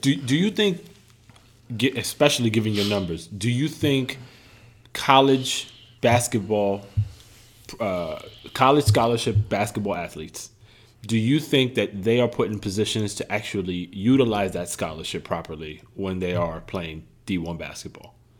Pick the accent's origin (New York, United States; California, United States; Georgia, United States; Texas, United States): New York, United States; New York City; growing up in the Bronx